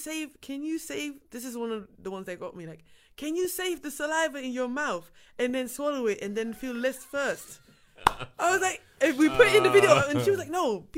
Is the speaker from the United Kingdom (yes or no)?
no; Kalmthout, Flanders, Belgium; Yes, I'm mixed. Yes. And I grew up actually in Kalmthout, which is a small village.